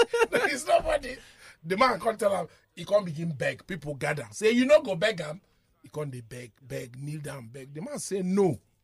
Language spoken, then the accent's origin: English; Nigeria; I'm a Nigerian. I also work for the government.